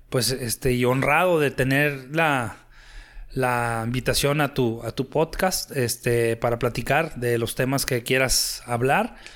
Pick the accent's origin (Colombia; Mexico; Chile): Mexico; Torreón, Coahuila; yo soy de Torreón, Coahuila. Tengo 45 años de edad.